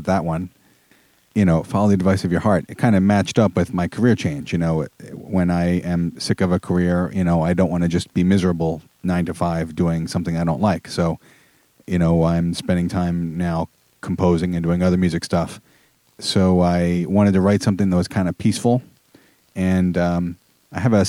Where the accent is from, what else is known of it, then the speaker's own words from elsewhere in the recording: Philadelphia suburbs, Pennsylvania, United States; moved away as an adult; also born or lived in New York City / Long Island; I grew up in the Philadelphia suburbs and then moved to New York City for 4 years and Long Island for 12 years